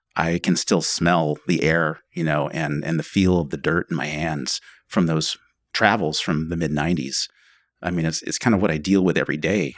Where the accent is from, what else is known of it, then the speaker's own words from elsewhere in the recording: McMinnville, Oregon, United States; Well, Angela and I grew up in McMinnville, originally.